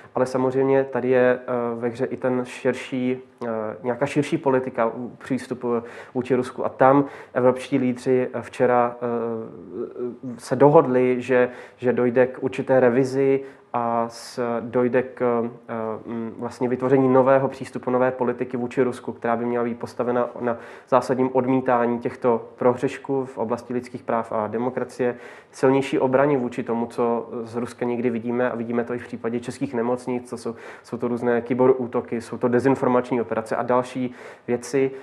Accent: Czechia; tady u nás v Čechách

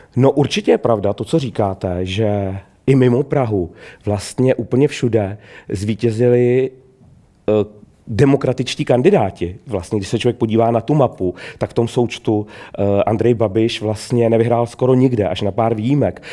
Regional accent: Trutnov, Hradec Králové Region, Czechia; Já sám pocházím z venkova, z pohraničí

